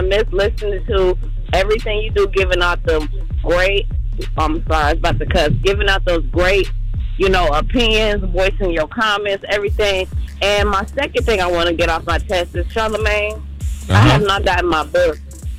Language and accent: English; Dayton, Ohio, United States; I'm from Dayton.